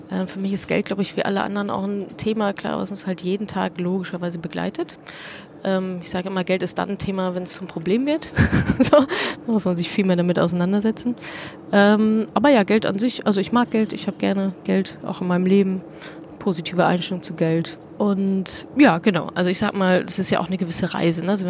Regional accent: North Rhine-Westphalia, Germany; also meine Eltern wohnen da, ich komme da aus der Ecke, meine Eltern, meine Familie wohnen da, alte Freunde, Bekannte

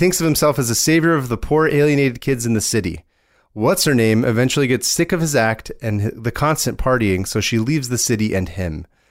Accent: Berkeley, California, United States; Berkeley, all of it.

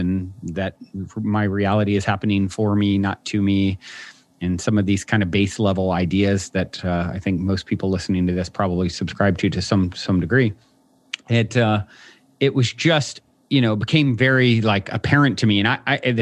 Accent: Virginia, United States; I was raised in Virginia on the East Coast

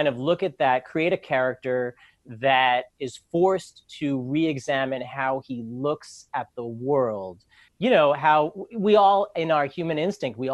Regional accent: New York City, New York, United States; I grew up in New York. I've lived in Manhattan and Brooklyn all my life

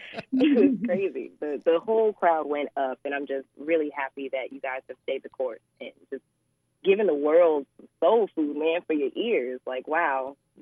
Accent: New York, United States; moved away as an adult; also born or lived in Atlanta, Georgia; I was born and raised in New York

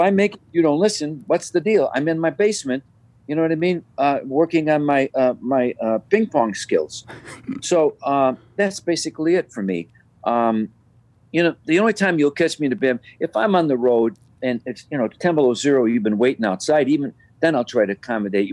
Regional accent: Chicago, Illinois, United States; Born and raised, never left never moved away

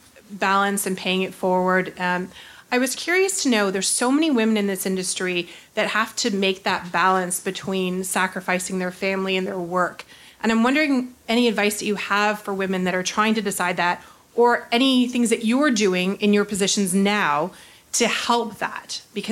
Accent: Canada; We're Canadian.

